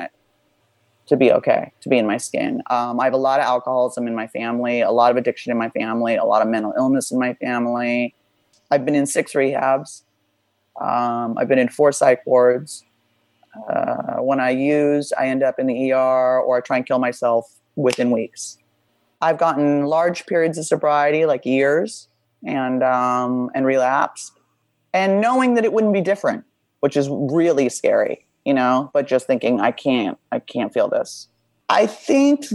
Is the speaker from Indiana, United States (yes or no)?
no; Beverly Hills, California, United States; I grew up pretty wealthy in Beverly Hills